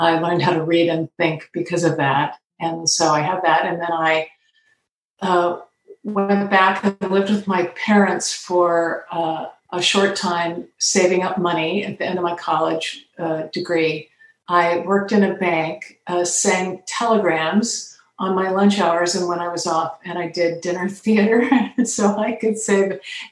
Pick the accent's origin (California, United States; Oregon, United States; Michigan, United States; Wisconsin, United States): Oregon, United States; Portland; I grew up in Portland, Oregon